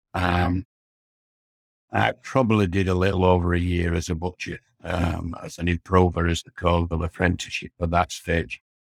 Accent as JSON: {"language": "English", "town": "Morley", "region": "Yorkshire and the Humber", "country": "United Kingdom", "tie": "born or raised there", "also_born_or_lived": "Leeds", "said": "I was born and bred in Morley"}